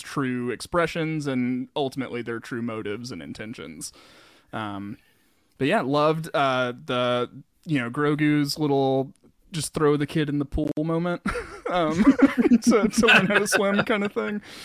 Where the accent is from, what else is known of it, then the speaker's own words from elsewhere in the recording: the South, United States; growing up in the South my whole life